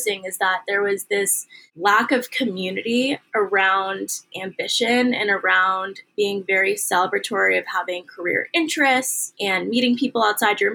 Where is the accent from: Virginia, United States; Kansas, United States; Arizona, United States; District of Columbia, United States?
District of Columbia, United States; Washington; born or raised there; also born or lived in Syracuse, New York